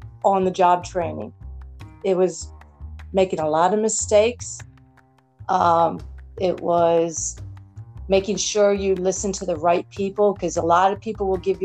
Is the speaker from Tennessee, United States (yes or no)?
no; Baltimore, Maryland, United States; I'm born and raised in Baltimore